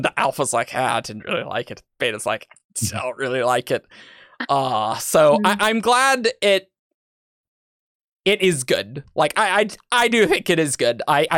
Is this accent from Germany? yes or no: no; Australia; What is spring? I'm from Australia. Things are topsy turvy.